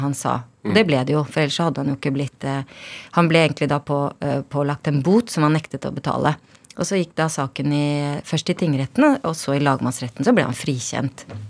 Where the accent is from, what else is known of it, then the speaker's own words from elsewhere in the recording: Sarpsborg, Østfold, Norway; Jeg vokste opp i Kullås